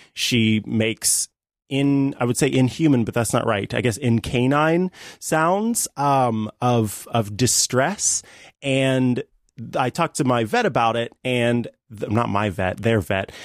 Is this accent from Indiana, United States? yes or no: no; St. Joseph, Missouri, United States; Saint Joseph, Missouri, my hometown